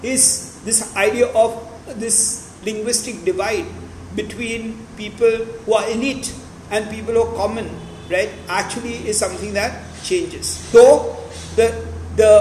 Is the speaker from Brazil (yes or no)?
no; Maharashtra, India; I was brought up in Maharashtra